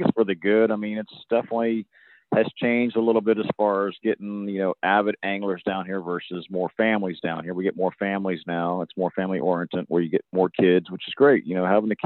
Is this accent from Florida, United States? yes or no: yes; Homestead, Florida, United States; we grew up in Homestead, went to school in Homestead, went to South Aid High School